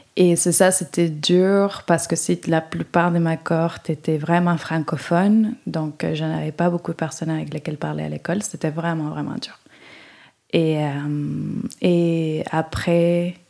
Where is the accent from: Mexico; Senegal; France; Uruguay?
Uruguay; French is a second language; moved away as an adult; also born or lived in Sherbrooke, Canada / Israel; now in Montreal, Canada